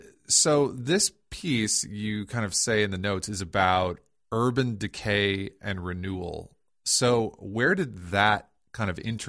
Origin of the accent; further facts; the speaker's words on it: Toledo, Ohio, United States; growing up in Northwest Ohio in Toledo, you know, I was 10 minutes from the border.